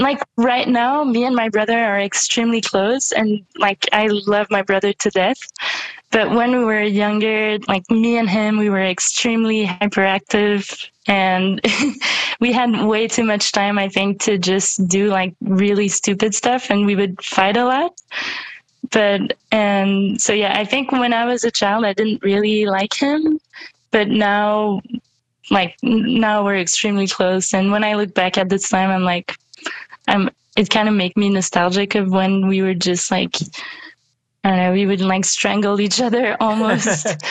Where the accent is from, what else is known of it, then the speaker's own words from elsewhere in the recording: Canada; also born or lived in Compton, United States; So I was born in California, but I didn't stay there for very long. I think when I was a year old, my mom, she got separated from my dad, so we moved back to Canada